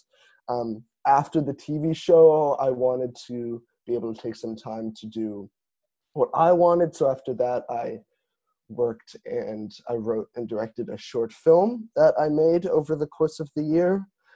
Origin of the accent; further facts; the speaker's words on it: Toronto, Ontario, Canada; moved away as an adult; now in Montreal, Canada; I'm originally from Toronto, but have been enjoying it in Montreal.